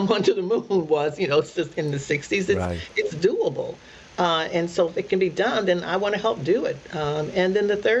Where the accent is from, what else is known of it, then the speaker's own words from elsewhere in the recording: Akron, Ohio, United States; Born and raised in Akron, Ohio, two wonderful, wonderful parents.